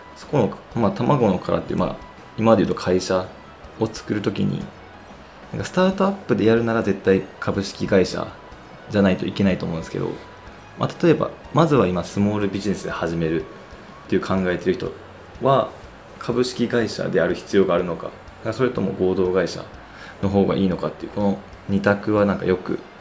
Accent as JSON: {"language": "Japanese", "region": "Osaka", "country": "Japan", "tie": "born or raised there", "moved": "yes", "lives_now": "Tokyo, Japan", "said": "ほぼ帰省していたので、ほとんど東京におらず、大阪にいて"}